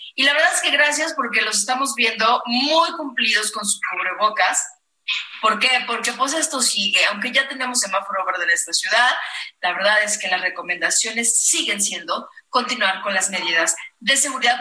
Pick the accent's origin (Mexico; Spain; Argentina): Mexico; Michoacán; now in Mexico City, Mexico; yo que vengo del hermosísimo estado de Michoacán